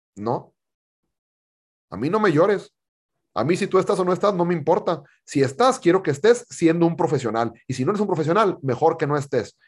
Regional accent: Monterrey, Nuevo León, Mexico; Yo soy de Monterrey

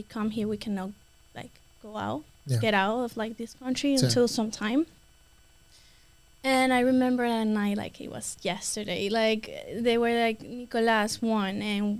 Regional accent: Caracas, Capital District, Venezuela; English is a second language; now in United States; I'm from Caracas, Venezuela, and I'm 20 years old.

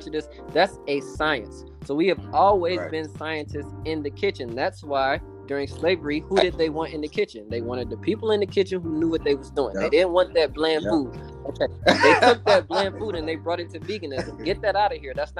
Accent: the South, United States; I'm from the South

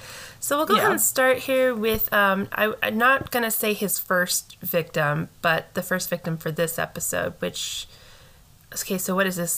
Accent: United States; as an American

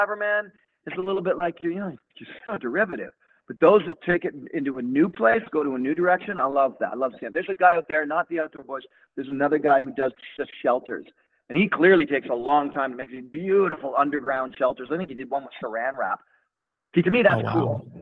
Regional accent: Toronto, Ontario, Canada; I'm just a Canadian dude from the west end of Toronto. You know, grew up in the 70s

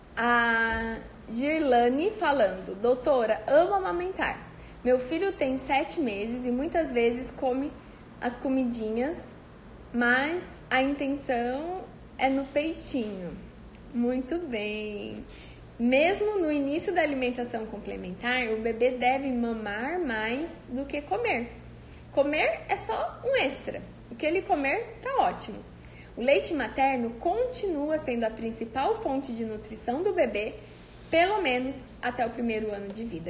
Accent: Cândido Mota, São Paulo, Brazil; minha amiga de infância lá da minha cidade, de Cândido Mota

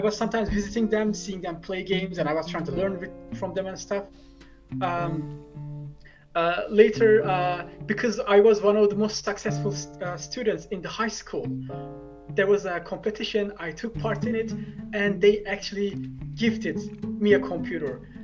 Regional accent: Turkey; also born or lived in Istanbul; i was born in the biggest city but i grew in one of the smallest places

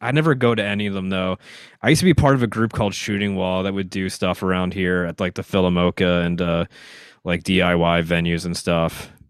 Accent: Philadelphia, Pennsylvania, United States

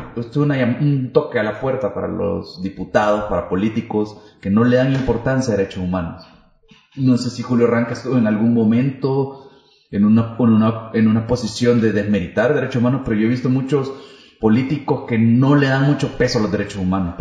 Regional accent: El Salvador

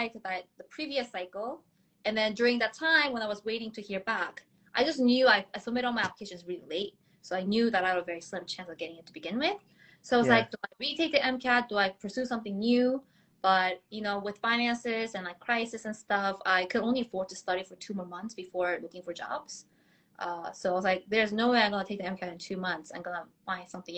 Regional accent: Boston, Massachusetts, United States; also born or lived in South Korea; now in New York City, United States; moved to the States when I was 12, grew up in Boston for 19 years

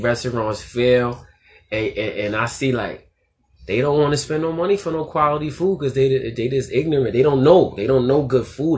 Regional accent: New York City, New York, United States; we're from Queensbridge, but our restaurant's in Ravenswood

